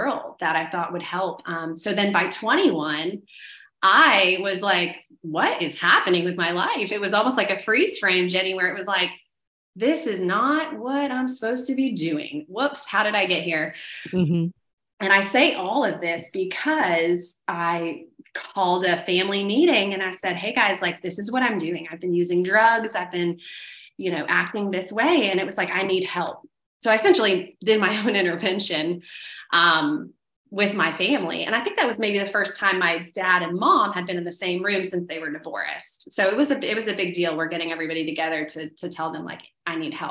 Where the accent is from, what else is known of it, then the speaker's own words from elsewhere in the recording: Orlando, Florida, United States; also born or lived in Melbourne, Florida; I was born in Melbourne, Florida, but then grew up in Orlando for most of my life, like elementary, middle, high school